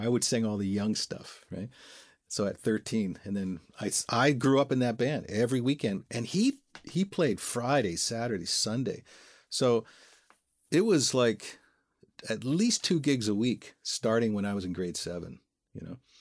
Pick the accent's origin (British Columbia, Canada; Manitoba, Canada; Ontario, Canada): Ontario, Canada; Welland; also born or lived in Toronto; we're from Welland. We grew up in Welland.